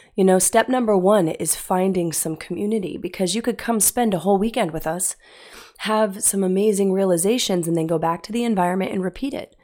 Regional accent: Utah, United States; I grew up in Utah.

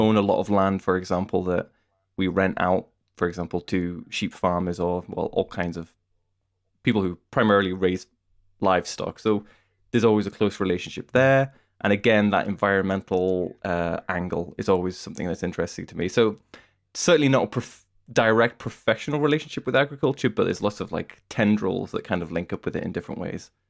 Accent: United Kingdom; as a British person

